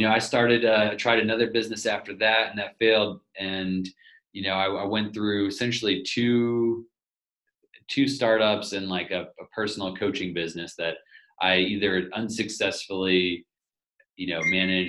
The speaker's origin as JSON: {"language": "English", "region": "southern Portugal", "country": "Portugal", "tie": "born or raised there", "said": "started off living in a in a one-room house in southern Portugal. And I grew up on a farm there"}